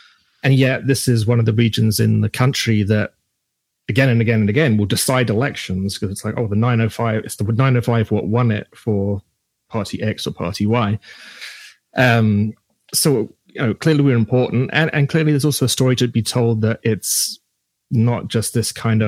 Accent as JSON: {"language": "English", "area": "Halton", "region": "Ontario", "country": "Canada", "lives_now": "Hamilton, Canada", "said": "we're both from Halton initially. I'm now in Hamilton, living out here."}